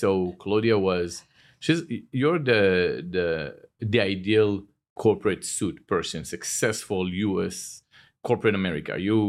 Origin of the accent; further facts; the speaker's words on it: Cooper City, Florida, United States; I'm from Cooper City.